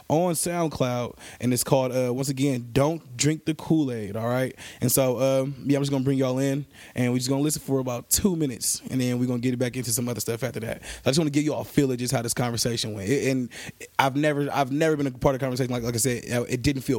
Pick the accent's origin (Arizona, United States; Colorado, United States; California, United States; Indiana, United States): California, United States; Bay Area; moved away; go back to the Bay Area, to my hometown